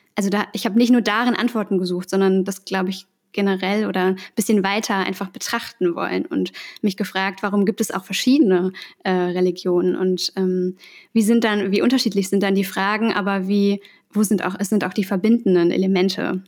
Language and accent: German; Essen, North Rhine-Westphalia, Germany; moved away as an adult; also born or lived in Berlin / Potsdam; ich bin gebürtig aus Essen und bin dann zum Studium äh, nach Berlin gezogen